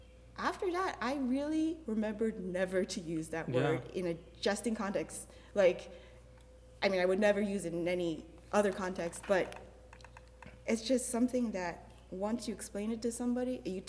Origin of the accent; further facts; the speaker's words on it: New Jersey, United States; also born or lived in Cleveland, Ohio; I grew up in New Jersey